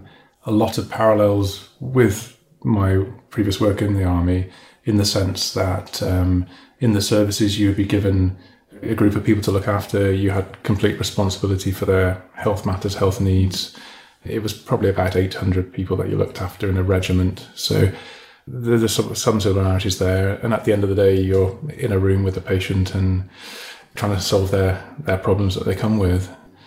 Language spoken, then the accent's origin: English; Birmingham, West Midlands, United Kingdom; Believe it or not, I'm actually a Brummie.